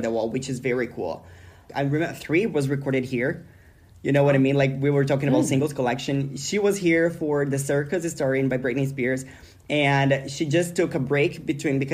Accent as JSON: {"language": "English", "country": "Brazil", "moved": "yes", "lives_now": "Sweden", "said": "I'm from Brazil."}